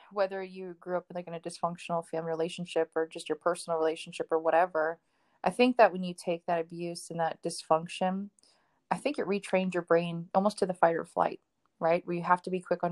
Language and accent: English; Miami, Florida, United States; I'm from Miami. We're very loud, very outspoken family